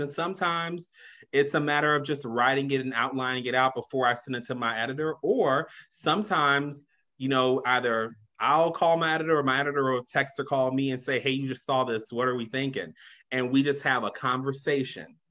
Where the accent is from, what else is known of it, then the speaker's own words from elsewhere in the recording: Chicago, Illinois, United States; I grew up on the South Side, you know, originally from Englewood, grew up in Wrightwood too